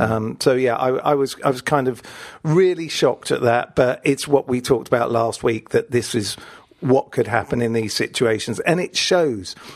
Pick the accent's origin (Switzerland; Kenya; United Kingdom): United Kingdom; Richmond, London; we had this complex of venues where I grew up in Richmond